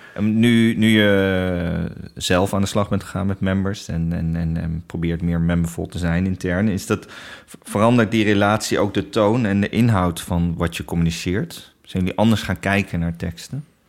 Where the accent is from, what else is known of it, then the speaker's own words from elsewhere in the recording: Netherlands; Wij ook als Nederlanders